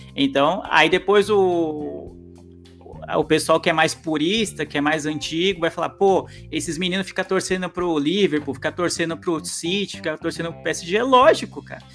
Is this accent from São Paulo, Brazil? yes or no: yes; São Paulo, Brazil; eu sou da Zona Leste de São Paulo